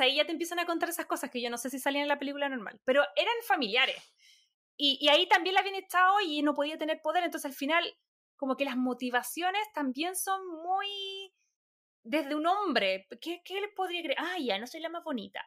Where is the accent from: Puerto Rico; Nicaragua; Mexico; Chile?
Chile; born or raised there; moved away as an adult; now in Los Angeles, United States